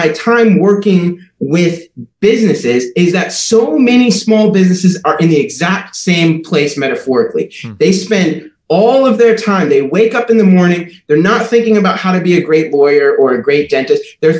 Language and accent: English; Liberia; also born or lived in Minneapolis, Minnesota, United States; So I grew up in West Africa. My parents, when I was 5 years old, joined a mission organization, and we moved from Minneapolis, Minnesota, across the ocean to Liberia in West Africa.